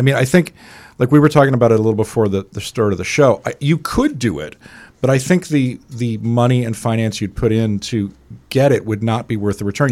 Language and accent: English; Scotland, United Kingdom; moved away; I was growing up in Scotland